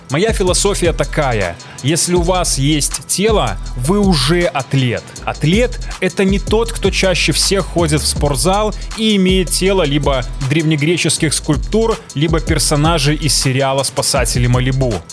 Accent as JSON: {"language": "Russian", "country": "Belarus", "said": "я белорус, сценарист, атлет и стоик."}